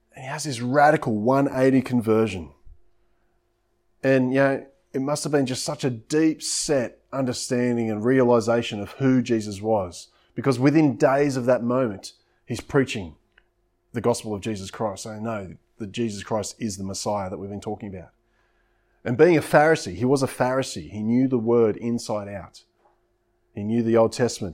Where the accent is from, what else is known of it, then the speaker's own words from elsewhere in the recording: Coffs Harbour, New South Wales, Australia; moved away; also born or lived in Coomera / South Coast; growing up in Coffs Harbour and things like that, I love the coastline